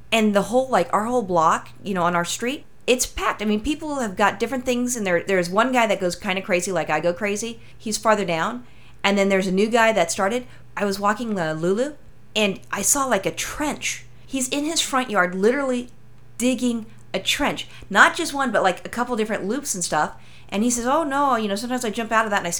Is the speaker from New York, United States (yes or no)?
yes; New York City, New York, United States; I'm from Brooklyn.